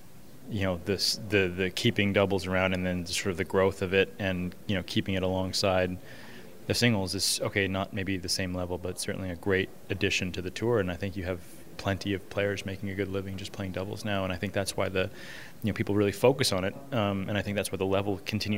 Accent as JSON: {"language": "English", "town": "Indianapolis", "region": "Indiana", "country": "United States", "tie": "born or raised there", "said": "there was a tournament in my hometown in Indianapolis"}